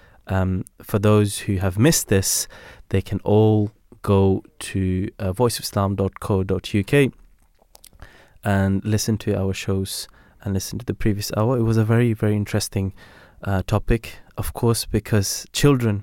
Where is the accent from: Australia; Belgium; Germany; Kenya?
Belgium; now in London, United Kingdom; I'm from Belgium, and they teach you how to cycle